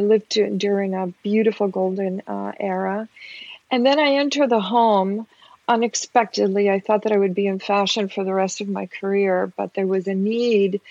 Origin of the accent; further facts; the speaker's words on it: Peru; moved away; I'm a woman of color. I'm originally from Peru